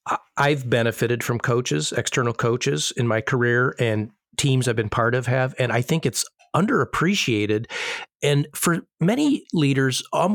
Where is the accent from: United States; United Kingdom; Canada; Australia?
United States; Illinois; Growing up in Illinois, not a lot of winter sunshine anyways.